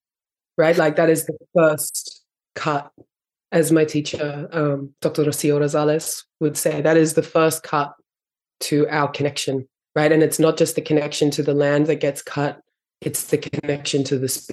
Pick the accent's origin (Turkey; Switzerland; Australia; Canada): Australia; I was raised here in Australia with my mum and my father